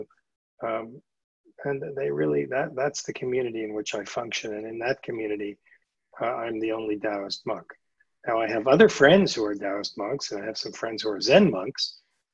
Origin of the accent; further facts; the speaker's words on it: New York City, New York, United States; I grew up in New York City